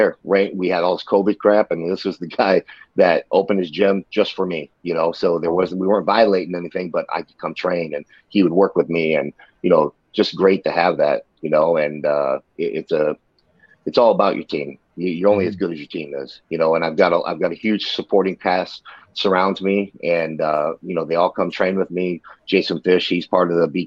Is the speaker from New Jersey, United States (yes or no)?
no; Ohio, United States; we're both from Ohio